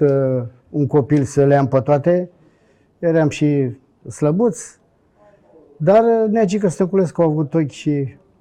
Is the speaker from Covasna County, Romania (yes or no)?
no; Bucharest, Romania; moved away; also born or lived in Brașov / Sfântu Gheorghe; sunt bucureștean